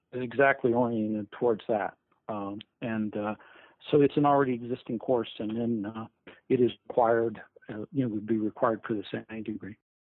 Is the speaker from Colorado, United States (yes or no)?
yes; Fort Collins, Colorado, United States; also born or lived in Texas / Arizona; now in Binghamton, United States; I'm originally from the West. I'm originally from Fort Collins, Colorado.